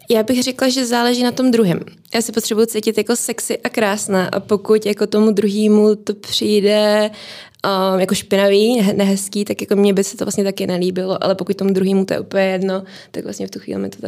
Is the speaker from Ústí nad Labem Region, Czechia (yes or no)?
no; Prague, Czechia; je mi 28 let, jsem rodila Pražečka